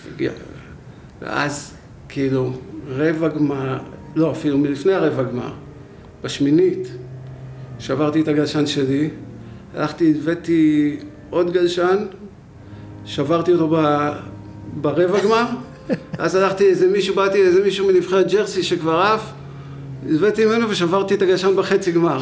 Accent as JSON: {"language": "Hebrew", "town": "Beit Herut", "region": "Central District", "country": "Israel", "tie": "born or raised there", "said": "גדלתי בבית חרות"}